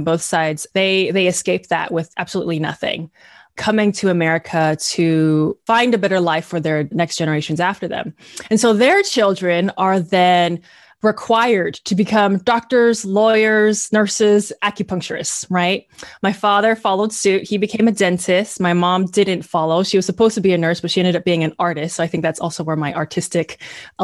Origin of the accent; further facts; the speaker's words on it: the Bay Area, California, United States; I am third generation Chinese American, born and raised in the Bay Area, currently live in Richmond